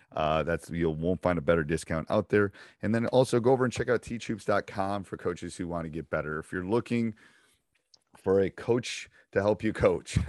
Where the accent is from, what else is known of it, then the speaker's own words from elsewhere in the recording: Madison, Wisconsin, United States; I live literally like five minutes from University of Wisconsin. I'm from Madison.